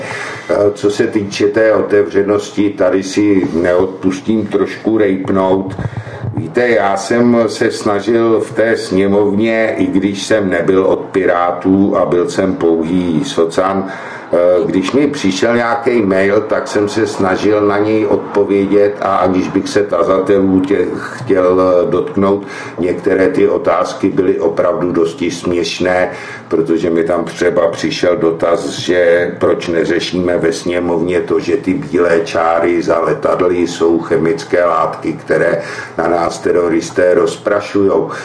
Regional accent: Prague, Czechia; Já jsem z Prahy devět, žiju na ní, vyrost jsem na ní

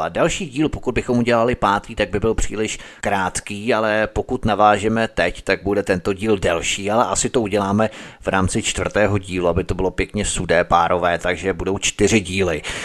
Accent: Czechia; my, rodilí Češi

